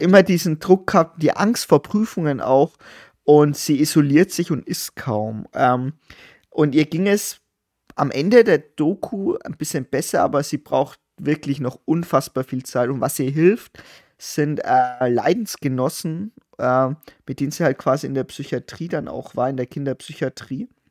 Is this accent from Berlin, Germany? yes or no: no; Bavaria, Germany; Wir, also wir sind halt auch noch in Bayern zur Schule gegangen